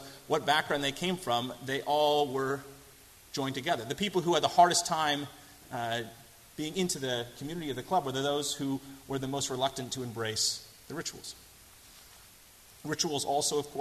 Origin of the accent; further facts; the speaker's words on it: Boston, Massachusetts, United States; accent: thick American; moved away as an adult; also born or lived in England; I had a thick American accent and I tend to talk too fast because I'm from Boston